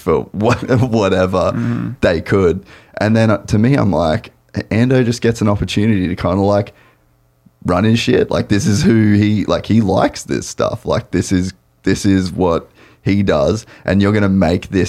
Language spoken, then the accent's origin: English; Australia; I'm Australian